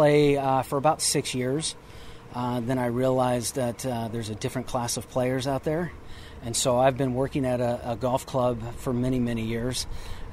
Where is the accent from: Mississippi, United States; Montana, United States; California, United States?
California, United States; Southern; I grew up in Southern California.